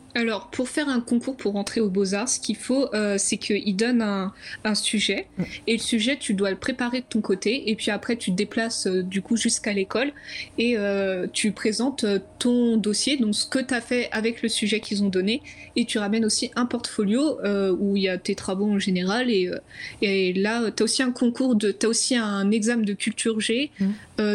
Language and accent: French; Champagne-Ardenne, Grand Est, France; moved away as an adult; also born or lived in Dunkerque; now in Angoulême, France; je viens de la Champagne-Ardenne